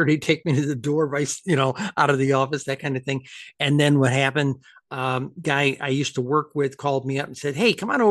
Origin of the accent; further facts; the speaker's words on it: upstate New York, United States; moved away; Empire State College, my home state of upstate New York